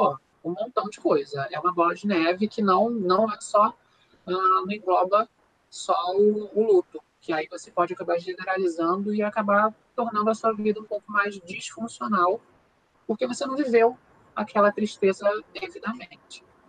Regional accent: Brazil; nós somos brasileiros

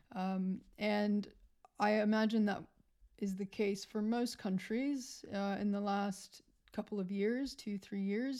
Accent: United States; moved away as an adult; now in Australia; Even though I am American, North American, um, I am from the U S

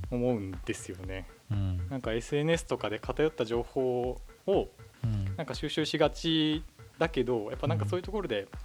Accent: Saitama, Japan; moved away as an adult; also born or lived in Yokohama; now in Tokyo, Japan; 僕はちょっと埼玉なんで結構近いですけど

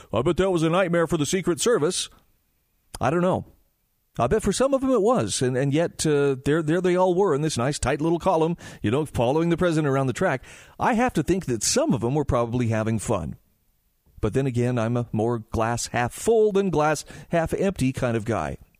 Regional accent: Utah, United States; here in my home state of Utah

